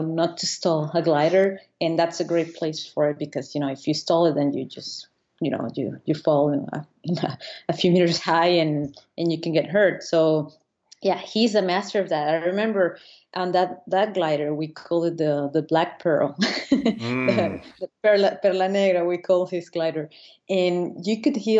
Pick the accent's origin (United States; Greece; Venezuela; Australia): Venezuela; moved away as an adult; now in Annecy, France; I'm from Venezuela, and I just moved to France